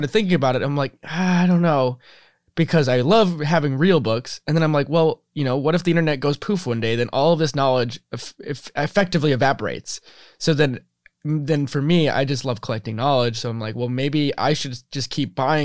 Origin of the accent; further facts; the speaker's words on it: Midwest, United States; we grew up in the Midwest and in very similar locations.